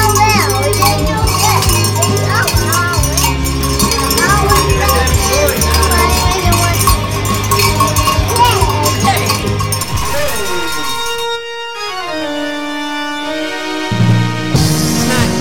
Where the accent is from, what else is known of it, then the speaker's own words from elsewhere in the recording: Northeast, United States; moved away; also born or lived in Southern California; I'm from the Northeast